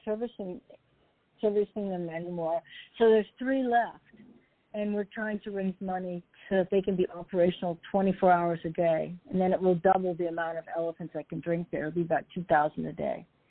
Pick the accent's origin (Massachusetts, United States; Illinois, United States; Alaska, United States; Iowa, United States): Alaska, United States; also born or lived in Los Angeles; now in Seattle, United States; I grew up in Alaska.